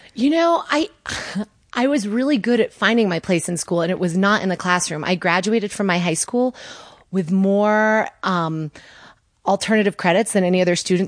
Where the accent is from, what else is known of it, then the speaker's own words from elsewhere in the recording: Connecticut, United States; moved away as an adult; I grew up in Connecticut